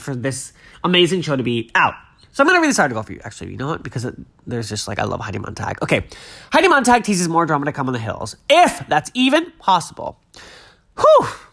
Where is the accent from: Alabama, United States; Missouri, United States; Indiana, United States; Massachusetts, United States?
Massachusetts, United States; I grew up in Glasgow, Massachusetts, which is a really small town on the south shore of Massachusetts, right on the water.